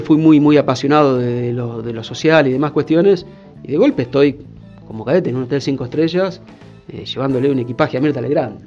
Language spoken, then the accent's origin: Spanish; Mar del Plata, Buenos Aires Province, Argentina; moved away as an adult; also born or lived in Lincoln, Buenos Aires; now in Salta, Argentina; yo soy marplatense, en realidad nací en Lincoln, provincia de Buenos Aires, pero de muy chico, por una cuestión familiar, eh, crecí en Mar de Plata